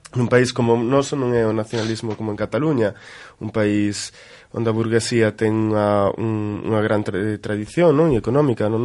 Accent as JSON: {"language": "Galician", "region": "Galicia", "country": "Spain", "said": "todos somos galegas e galegos."}